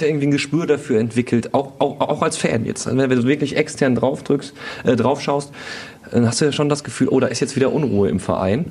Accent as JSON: {"language": "German", "town": "Duisburg", "region": "North Rhine-Westphalia", "country": "Germany", "said": "kleinen Duisburger Jung"}